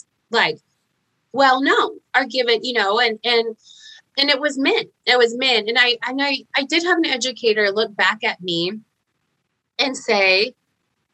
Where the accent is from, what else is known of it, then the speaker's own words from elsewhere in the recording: Fayetteville, Arkansas, United States; moved away as an adult; so I came back to the hometown I was born in Fayetteville and Arkansas